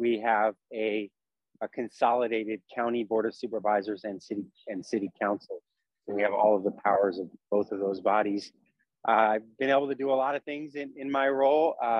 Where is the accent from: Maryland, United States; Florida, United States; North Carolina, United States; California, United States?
California, United States; Bay Area; And I'm born and raised in the Bay Area. My family's from San Francisco.